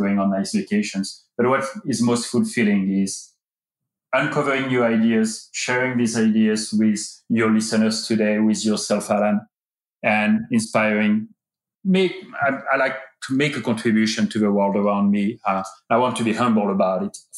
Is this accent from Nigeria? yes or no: no; France; moved away as an adult; also born or lived in United Kingdom; now in United States; I was born in France and I've been living in the United States for 13 years